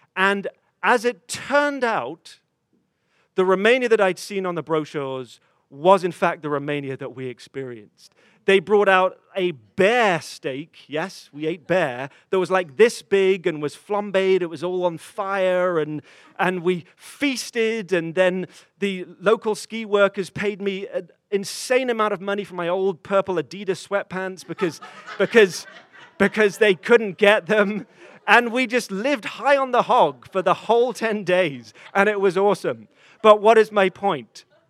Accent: England, United Kingdom; moved away; a 14 year old boy um, in growing up in England

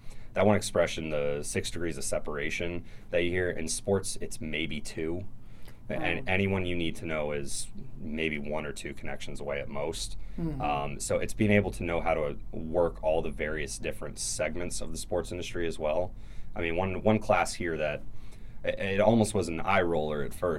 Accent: Alexandria, Virginia, United States; I grew up in Alexandria, Virginia, right across the water

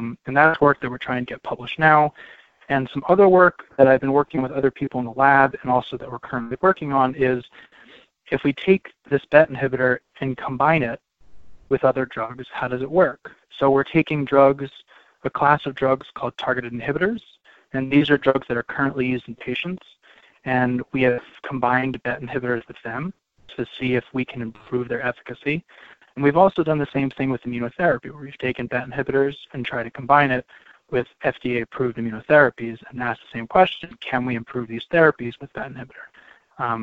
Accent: Cheltenham, Pennsylvania, United States; So I grew up in Cheltenham, which is a suburb just north of Philadelphia, and I'm a native Pennsylvanian

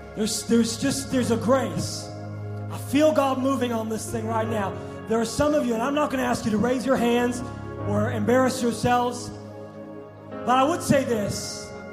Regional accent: New York, United States; growing up on New York

